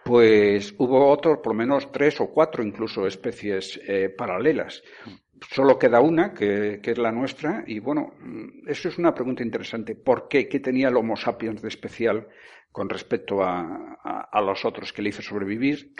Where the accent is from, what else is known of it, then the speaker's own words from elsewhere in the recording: Vigo, Galicia, Spain; now in Tenerife, Spain; Yo nací en Vigo, crecí allí, pero yo soy canario.